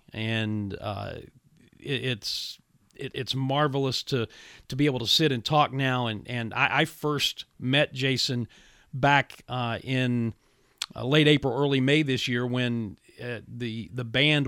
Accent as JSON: {"language": "English", "town": "Williamson", "region": "West Virginia", "country": "United States", "said": "I'm from Williamson."}